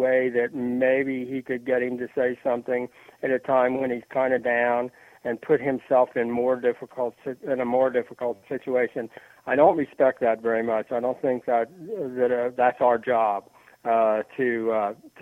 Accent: the South, United States; I am from the South

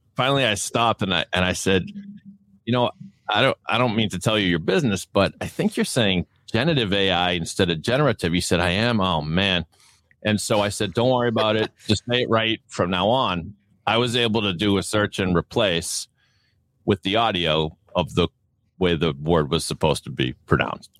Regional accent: Boston, Massachusetts, United States; accent: Boston; my Boston accent

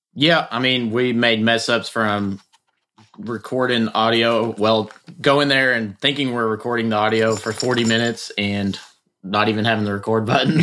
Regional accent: Bardstown, Kentucky, United States; I am from Bardstown, uh, and been been around the industry my whole life

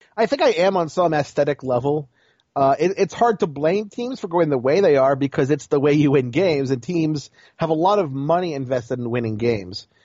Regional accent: Baltimore, Maryland, United States; you know I'm from Baltimore

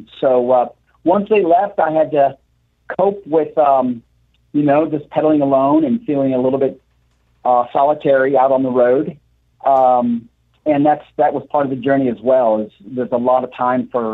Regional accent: Pennsylvania, United States; now in New York City, United States; I grew up in Pennsylvania. So coming across Pennsylvania has been like a homecoming

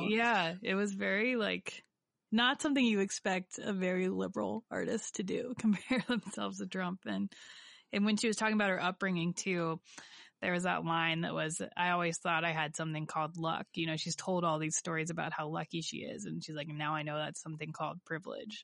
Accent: Warren, Ohio, United States; my hometown of Warren, Ohio

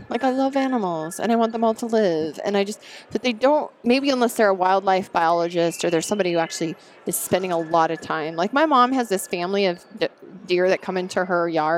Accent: Montana, United States; I grew up in Montana. I grew up in Yellowstone.

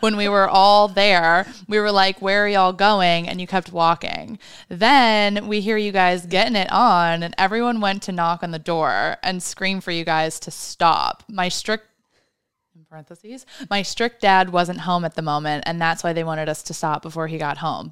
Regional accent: Midwest, United States; I am also from the Midwest

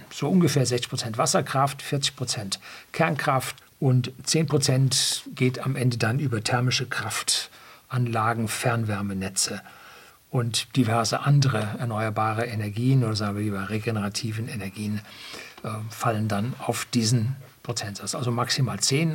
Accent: Germany; bei uns in Deutschland

